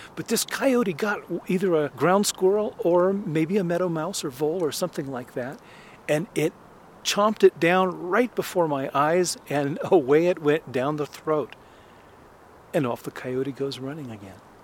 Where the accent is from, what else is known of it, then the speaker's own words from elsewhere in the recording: Los Angeles, California, United States; I grew up in Los Angeles